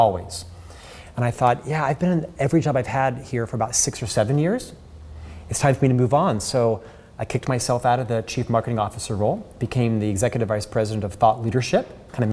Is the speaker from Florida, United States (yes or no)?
yes; Orlando, Florida, United States; I'm from Orlando, Florida, born and raised there in Central Florida